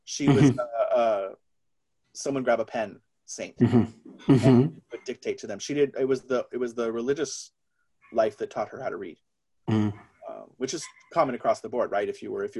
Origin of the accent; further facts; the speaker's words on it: California, United States; California. You know, quartz was a big part of the 90s.